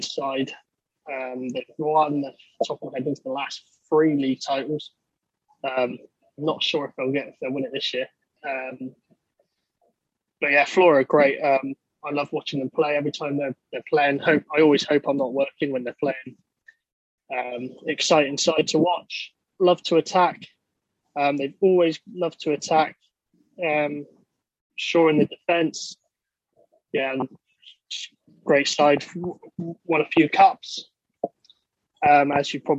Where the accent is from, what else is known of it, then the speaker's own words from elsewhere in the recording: Somerset, near Glastonbury, South West England, United Kingdom; I'm from Southwest England, in Somerset, near the town of Glastonbury, where the festival is.